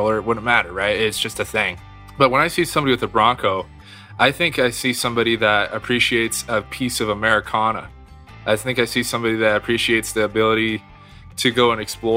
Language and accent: English; Mount Vernon, Washington, United States; I'm from the Pacific Northwest, a little town called Mount Vernon up here in Northwest Washington.